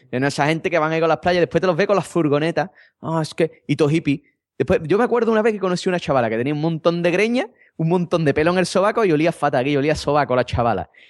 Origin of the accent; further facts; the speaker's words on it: Madrid, Community of Madrid, Spain; Es que yo soy de Madrid y nada más que como bocata de calamares.